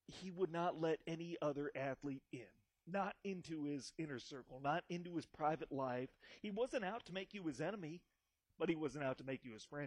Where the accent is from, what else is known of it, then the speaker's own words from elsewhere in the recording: northwest Iowa, United States; I grew up in a small northwest Iowan town of about 13,000 people